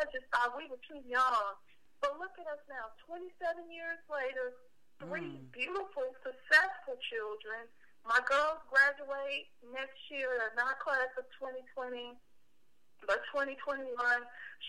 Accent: Memphis, Tennessee, United States; it's not because I'm from Memphis that I love Memphis, but it's because I am Memphis. I am a Memphian.

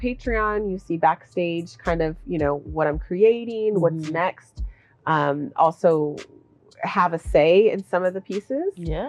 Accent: Olympia, Washington, United States; I'm from Olympia. I was born in Olympia.

